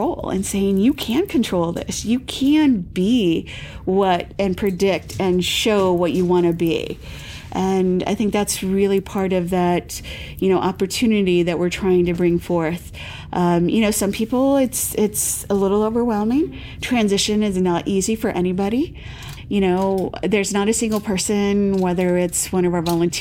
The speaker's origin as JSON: {"language": "English", "town": "Defiance", "region": "Ohio", "country": "United States", "tie": "born or raised there", "moved": "yes", "lives_now": "Massachusetts, United States", "said": "I'm originally from Ohio. So I grew up with like more of a Midwestern mentality"}